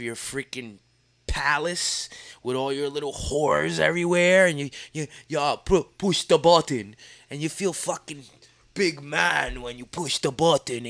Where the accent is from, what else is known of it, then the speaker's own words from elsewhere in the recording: United States; as an American